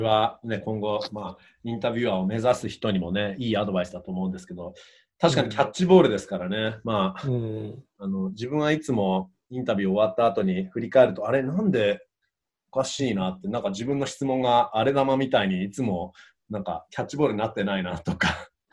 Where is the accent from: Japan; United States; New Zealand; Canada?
Canada; 自分もカナダ人なのでね